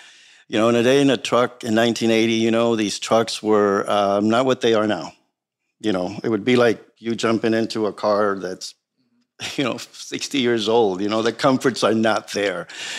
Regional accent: San Diego, California, United States; also born or lived in Tijuana, Mexico; I was born in Tijuana, Mexico, you know, and I grew up in San Ysidro for most of my life.

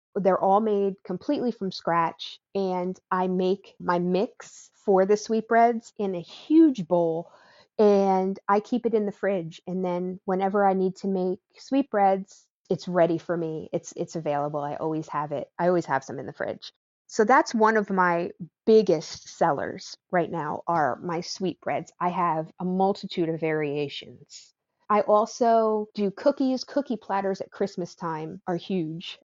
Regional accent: New Jersey, United States; now in Wake Forest, United States; I grew up in New Jersey, and my family is Italian

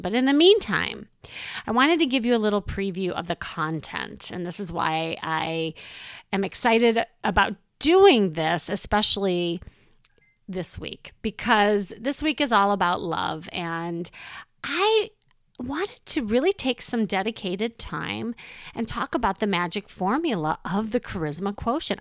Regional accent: Chicago, Illinois, United States; moved away; I'm from Chicago, and when, um, I lived there, I had a very traditional life there

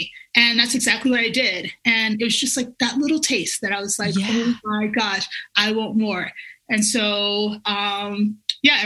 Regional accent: Alabama, United States; now in Colorado, United States; I grew up in Alabama

